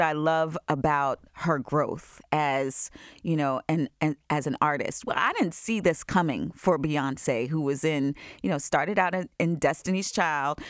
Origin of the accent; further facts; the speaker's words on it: Long Island, New York, United States; I grew up in Long Island